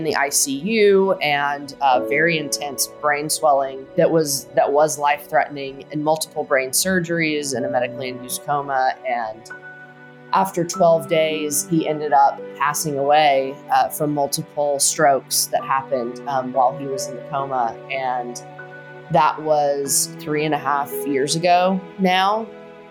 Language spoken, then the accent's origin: English; Tennessee, United States; We are both from Tennessee, went to the University of Tennessee